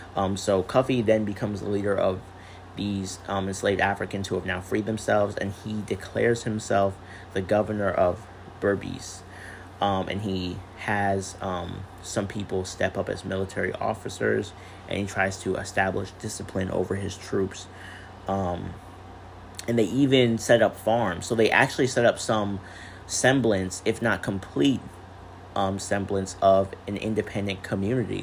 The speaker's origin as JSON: {"language": "English", "country": "United States", "said": "I am an American person with Caribbean parents"}